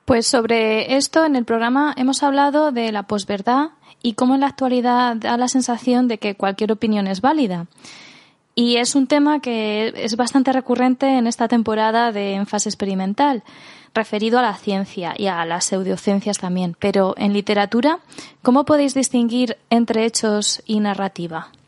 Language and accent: Spanish; Spain